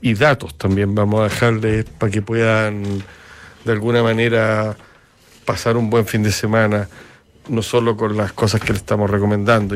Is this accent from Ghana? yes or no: no; Chile; a mí como chileno